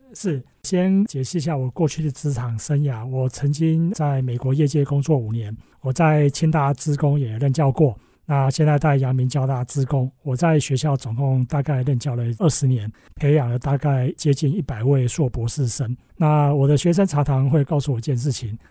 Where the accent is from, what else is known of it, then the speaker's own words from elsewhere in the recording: Taiwan; 我们从台湾，哈，我们是台湾的公司